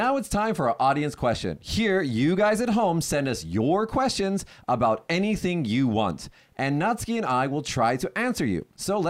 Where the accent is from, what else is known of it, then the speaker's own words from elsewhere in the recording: Las Vegas, Nevada, United States; moved away as an adult; now in Kagoshima, Japan; my hometown is Las Vegas.